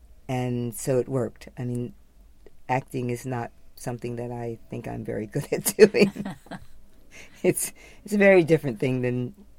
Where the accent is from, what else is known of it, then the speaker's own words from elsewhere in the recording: New York, United States; being primarily a New Yorker.